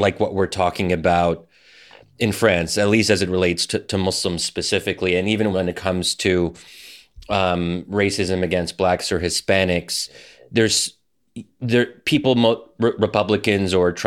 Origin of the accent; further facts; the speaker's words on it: Philadelphia, Pennsylvania, United States; Philly, you know, my hometown